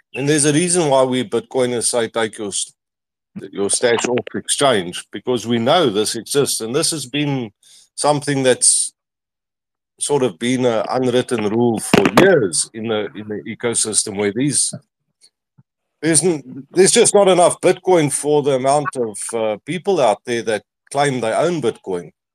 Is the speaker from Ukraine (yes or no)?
no; South Africa; I'm from South Africa